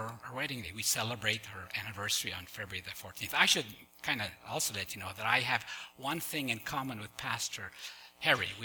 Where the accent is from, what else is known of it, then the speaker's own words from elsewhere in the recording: Poland; moved away; I was born in Poland